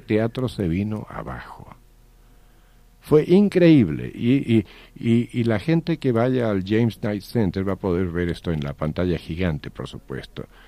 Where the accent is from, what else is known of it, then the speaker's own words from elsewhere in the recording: Chile; moved away; also born or lived in United States; fuimos compañeros de colegio en Chile